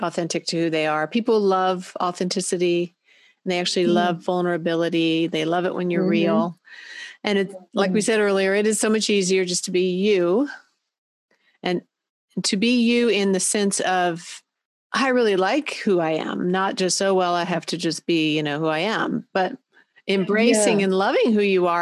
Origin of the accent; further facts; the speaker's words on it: Christiansburg, Virginia, United States; from Christiansburg, Virginia